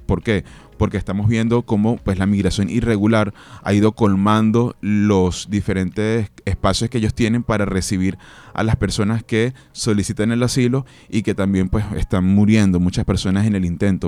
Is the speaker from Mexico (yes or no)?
no; Venezuela; also born or lived in Colombia; now in Barranquilla, Colombia; somos venezolanos, pero también somos colombianos, personas que hemos retornado a nuestro país. En mi caso soy hijo de padres colombianos que vieron hace 45 años la oportunidad en Venezuela